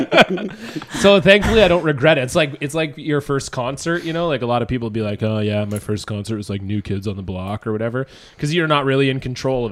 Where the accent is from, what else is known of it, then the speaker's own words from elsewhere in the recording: Toronto, Ontario, Canada; I'm from Toronto. I went to a Raptors game in the inaugural season